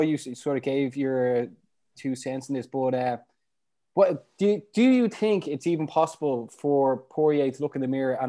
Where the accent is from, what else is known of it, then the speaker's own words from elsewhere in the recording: Ireland; it's not because we're Irish